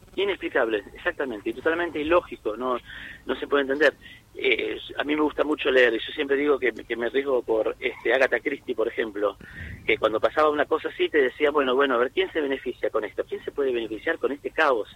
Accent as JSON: {"language": "Spanish", "country": "Argentina", "said": "como, como argentino, como hincha de gimnasia"}